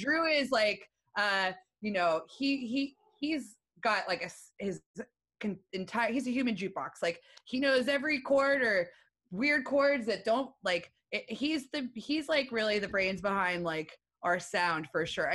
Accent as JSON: {"language": "English", "town": "Erie", "region": "Pennsylvania", "country": "United States", "tie": "born or raised there", "also_born_or_lived": "Sea Bright, New Jersey", "accent": "Erie", "moved": "as an adult", "lives_now": "Philadelphia, United States", "said": "I grew up in Erie, PA."}